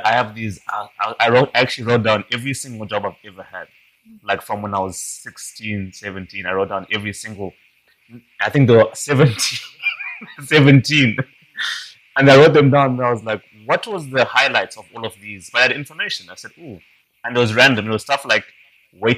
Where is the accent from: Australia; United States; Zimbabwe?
Zimbabwe; moved away as an adult; also born or lived in Scotland; I'm Zimbabwean.